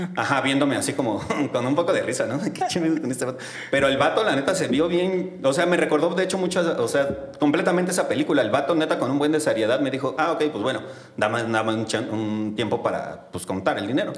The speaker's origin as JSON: {"language": "Spanish", "region": "Mexico City", "country": "Mexico", "said": "soy de Xochimilco"}